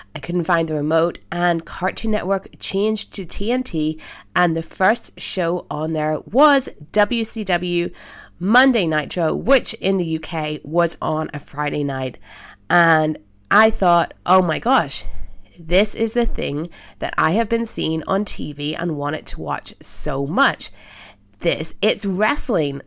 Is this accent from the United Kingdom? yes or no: yes; Belfast, Northern Ireland, United Kingdom; I am from Belfast, Northern Ireland